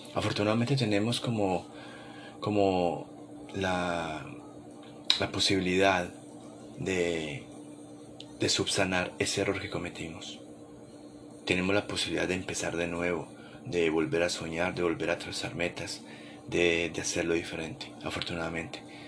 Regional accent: Colombia; moved away as an adult; mi país natal Colombia

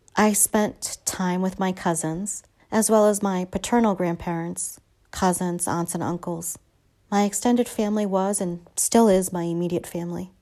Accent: Boston, Massachusetts, United States; also born or lived in Chile; When I was nine, I reunited with my parents and returned to Boston

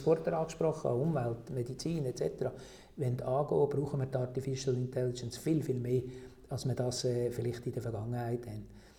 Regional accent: Switzerland; bei uns in der Schweiz

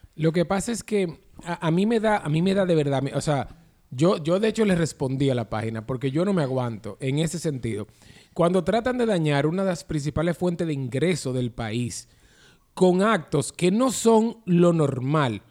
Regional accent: Dominican Republic

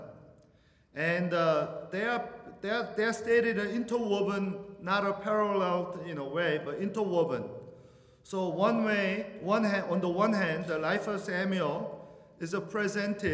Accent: Venezuela; moved away; I'm from Venezuela

